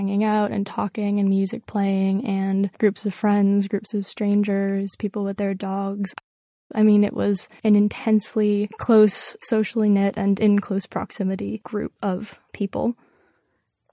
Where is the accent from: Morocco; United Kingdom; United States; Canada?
United States; New York; I was born in New York. I was raised in New York. I've lived here my entire life